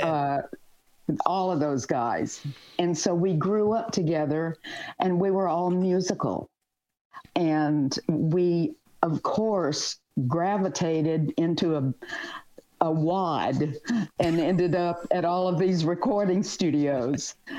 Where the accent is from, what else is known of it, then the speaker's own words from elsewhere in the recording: the South, United States; moved away as an adult; been in the South and really not gone a lot of places out of my stomping grounds